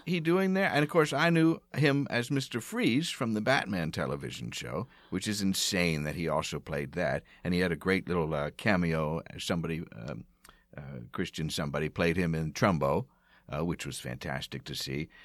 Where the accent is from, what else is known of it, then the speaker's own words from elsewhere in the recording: outside of Philadelphia, Pennsylvania, United States; moved away; also born or lived in Bryn Mawr / Providence, Rhode Island; I grew up outside of Philadelphia